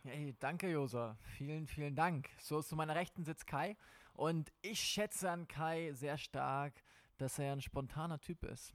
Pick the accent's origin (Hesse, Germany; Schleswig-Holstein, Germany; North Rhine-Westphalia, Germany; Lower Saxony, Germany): Schleswig-Holstein, Germany; moved away as an adult; ich bin in Schleswig-Holstein groß geworden. Ich habe dort 19 Jahre meines Lebens verbracht